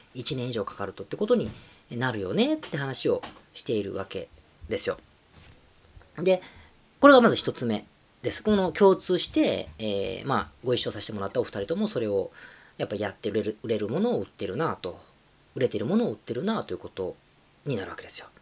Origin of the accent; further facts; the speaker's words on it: Japan; 今回はもう日本に帰ってきてるので、自分の地元で、えー、収録してお届け